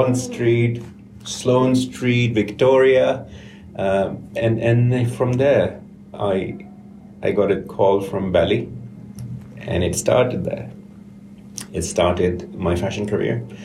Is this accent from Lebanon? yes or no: no; Karachi, Sindh, Pakistan; moved away as an adult; now in United Kingdom; I'm from Karachi in Pakistan, and at 16, because my older brother used to give tuitions, I started to give tuitions.